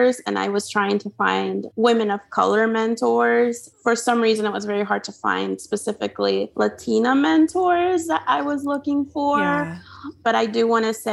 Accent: Honduras; English is a second language; moved away as an adult; now in United States; growing up in Honduras, I got pretty used to the culture there and my family and friends there. And so I actually, came to US for college

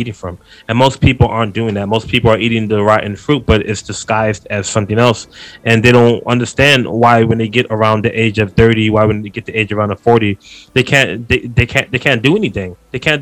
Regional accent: United States; we are Americans

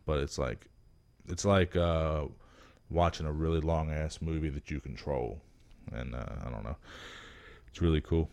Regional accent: Miami, Florida, United States; I'm from Miami

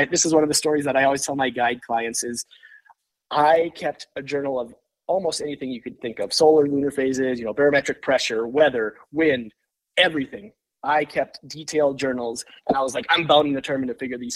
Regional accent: Lake of the Woods, Minnesota, United States; now in Park Rapids, United States; growing up on Lake of the Woods

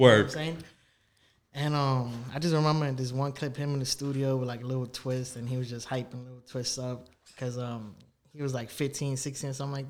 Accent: New York City, New York, United States; also born or lived in Canarsie, Brooklyn; I was born, I was raised in the Bronx for like 10 years of my life, my younger years.

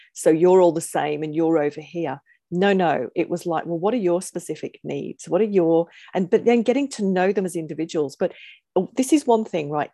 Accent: England, United Kingdom; moved away; being English

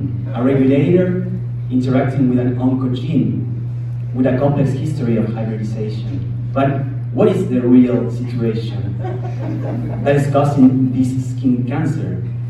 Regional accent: Uruguay; English is a second language; now in Texas, United States; But I am originally from Uruguay, and in Uruguay we have this poet structure that has this rhyming pattern here.

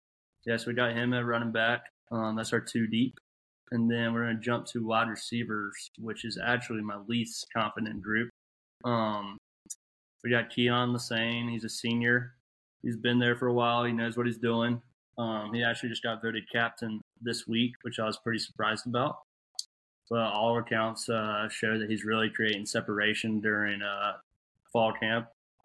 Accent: Washington, North Carolina, United States; I'm from Little Washington along with Pat

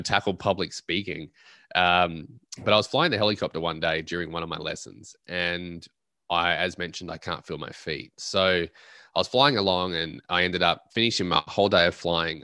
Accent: Australia; I'm an Australian at heart

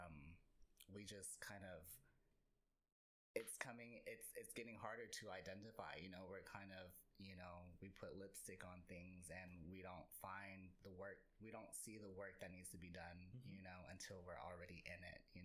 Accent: Oklahoma, United States; now in Dallas-Fort Worth, United States; I'm from Oklahoma. I grew up in Oklahoma.

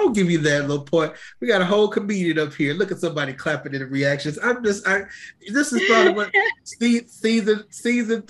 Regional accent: New York, United States; moved away; I'm from New York

